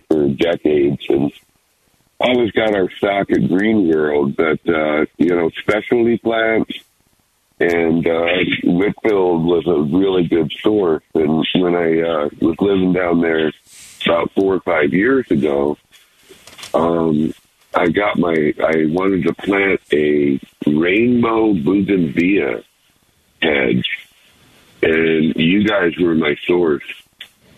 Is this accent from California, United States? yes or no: no; Phoenix, Arizona, United States; I grew up out on the west side. I wasn't no east side boy. I was a west side boy